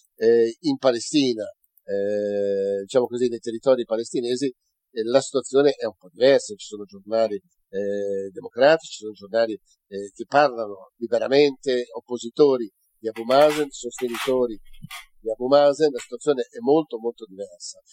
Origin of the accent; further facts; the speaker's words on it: Italy; sono un cittadino italiano